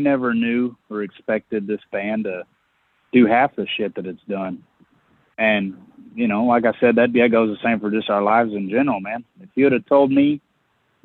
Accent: East Chicago, Indiana, United States; moved away; also born or lived in Texas; Indiana's actually my home state. I was born in East Chicago, Indiana

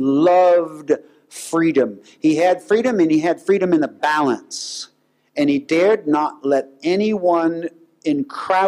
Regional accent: United States; I'm an American

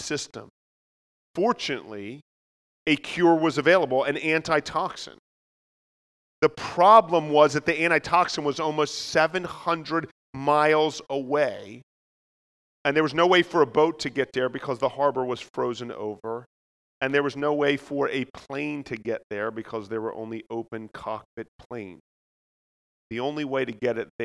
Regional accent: Philadelphia, Pennsylvania, United States; accent: Philadelphia; I also just bring greetings from Philadelphia

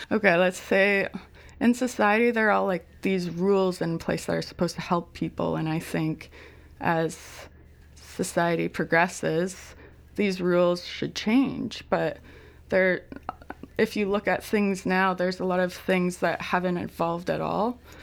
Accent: Ontario, Canada; moved away as an adult; also born or lived in Victoria; I was a from Ontario

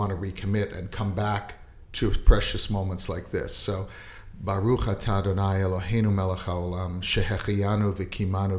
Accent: Winnipeg, Manitoba, Canada; I was born in Winnipeg

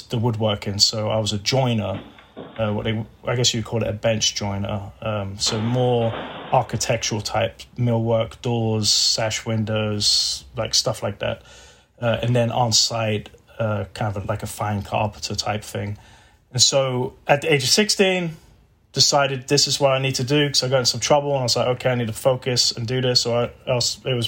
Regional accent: England, United Kingdom; moved away as an adult; now in Texas, United States; I'm from England

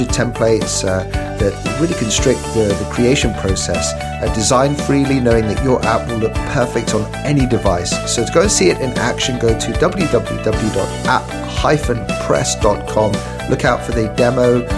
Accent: United Kingdom; moved away; my home country in the UK

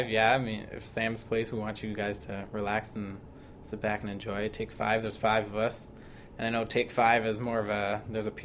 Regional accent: Barrie, Ontario, Canada; moved away; I'm from Barrie, Ontario

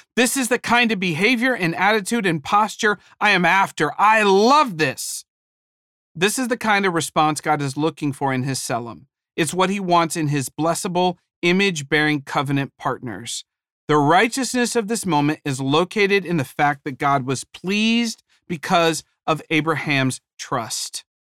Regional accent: Ohio, United States; moved away; I was from Ohio

